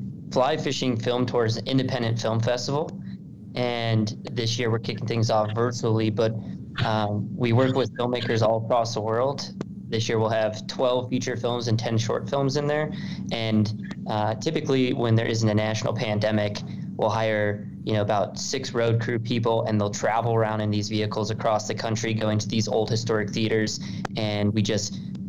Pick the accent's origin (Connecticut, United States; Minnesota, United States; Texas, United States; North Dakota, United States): Connecticut, United States; moved away; also born or lived in Montana; I'm actually from Connecticut, but my dad grew up in the Bronx. My mother's from Long Island. So I kind of grew up in a different place